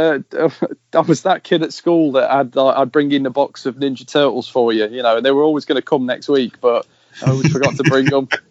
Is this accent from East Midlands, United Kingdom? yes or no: yes; East Midlands, United Kingdom; I'm from South Derbyshire, so I would have been the same as well